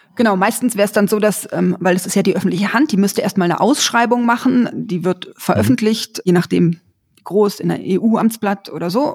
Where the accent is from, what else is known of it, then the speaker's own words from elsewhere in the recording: Berlin, Germany; Ich bin in Berlin aufgewachsen